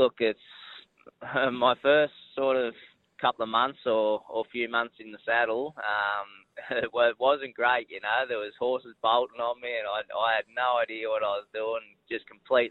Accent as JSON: {"language": "English", "town": "Gundagai", "region": "New South Wales", "country": "Australia", "tie": "born or raised there", "also_born_or_lived": "Canberra", "moved": "as an adult", "said": "I'm a Gundagai boy, born and bred in Gundagai down there near Wagga. Was there sort of up until I was 17"}